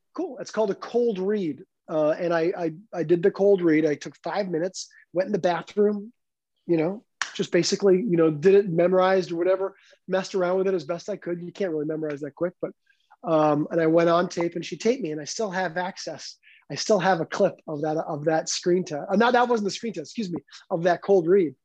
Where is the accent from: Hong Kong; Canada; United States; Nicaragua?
Canada; moved away as an adult; a canadian kid